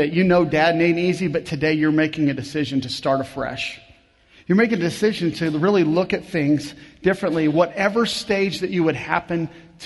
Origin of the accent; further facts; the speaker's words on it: Kansas, United States; I grew up in Kansas